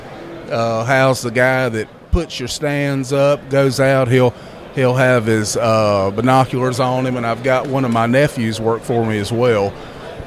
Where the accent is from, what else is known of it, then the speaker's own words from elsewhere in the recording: South Carolina, United States; also born or lived in Christian County, Kentucky; I grew up in the South Carolina, and now I'm in the upstate